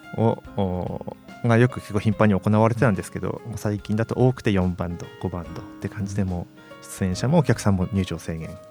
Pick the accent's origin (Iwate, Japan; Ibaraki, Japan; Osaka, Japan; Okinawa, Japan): Iwate, Japan; moved away as an adult; also born or lived in Morioka; now in Sendai, Japan; 地元 岩手なんですけど、岩手の盛岡市で一人暮らししてて